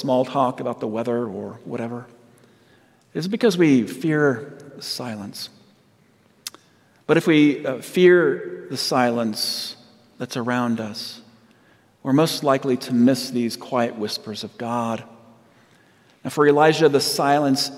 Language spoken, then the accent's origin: English; Southern California, United States; moved away; I'm from Southern California